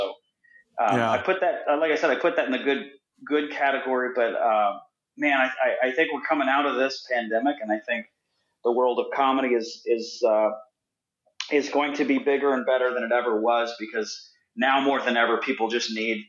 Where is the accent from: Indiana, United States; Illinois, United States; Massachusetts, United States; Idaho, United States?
Indiana, United States; And I did a show here in my hometown in Indiana.